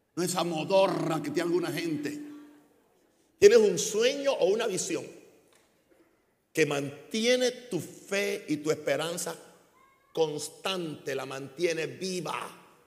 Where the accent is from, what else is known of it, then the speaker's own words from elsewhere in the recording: Chicago, Illinois, United States; Spanish is a second language; now in Panama; la tierra de mi herencia ya no es Chicago, ni es Estados Unidos. La tierra de mi herencia se llama Panamá. Legalmente soy un, soy un americano